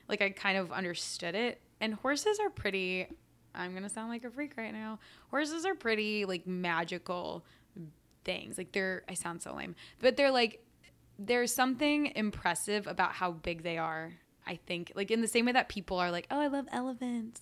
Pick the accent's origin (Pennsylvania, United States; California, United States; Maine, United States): California, United States; San Francisco; also born or lived in New York City / Bloomfield, New Jersey; I grew up in San Francisco